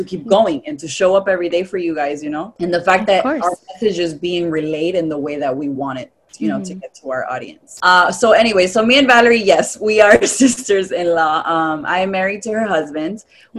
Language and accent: English; Providence, Rhode Island, United States; moved away as an adult; also born or lived in New York City / Tampa; now in Miami, United States; I was born and raised in Providence, Rhode Island. Both of my parents are from Dominican Republic. I was in Rhode Island, pretty much raised there and lived all my life. At about, let's say, 19, I moved to New York City